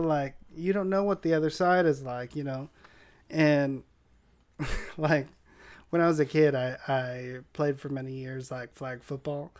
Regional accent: San Diego, California, United States; where I grew up in Linda Vista.

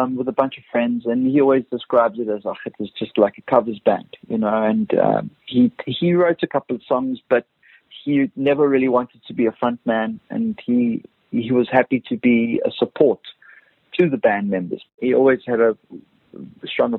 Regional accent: Cape Town, Western Cape, South Africa; now in Cape Town, South Africa; Growing up in Brackenfell in the northern suburbs of Cape Town

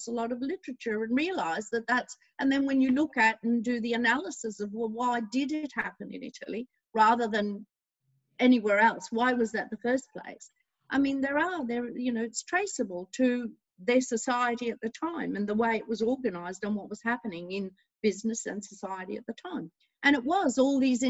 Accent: Australia; I was born here in Australia

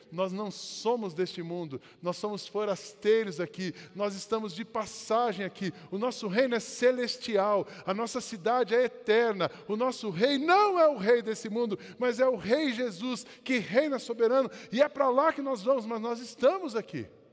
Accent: Brazil; a gente, como brasileiro

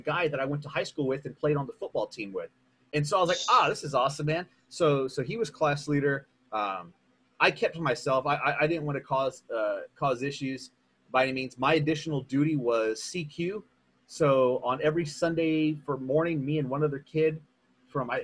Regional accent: San Antonio, Texas, United States; I'm from San Antonio

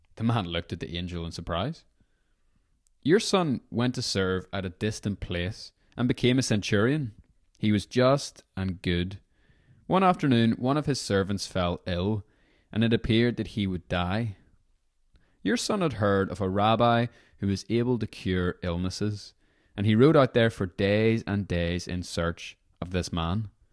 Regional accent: Northern Ireland, United Kingdom; moved away as an adult; whenever I was eighteen, I was moving away from Northern Ireland

